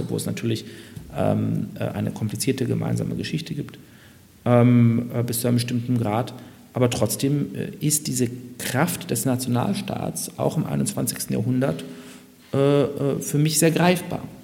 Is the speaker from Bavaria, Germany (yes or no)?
yes; Munich, Bavaria, Germany; moved away; als geborener Münchner